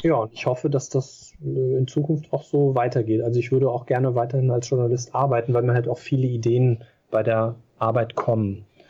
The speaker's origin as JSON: {"language": "German", "country": "Germany", "said": "ich bin hier halt zu Hause, ich bin Deutscher"}